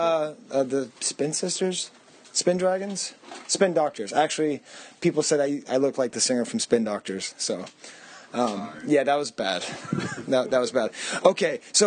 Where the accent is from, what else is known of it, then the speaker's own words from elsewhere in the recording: Boston, Massachusetts, United States; I'm from Boston.